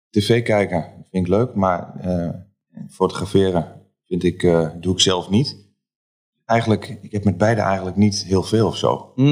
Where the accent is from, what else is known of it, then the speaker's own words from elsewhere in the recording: Losser, Overijssel, Netherlands; kom uit Losser. Geboren en getogen, inderdaad.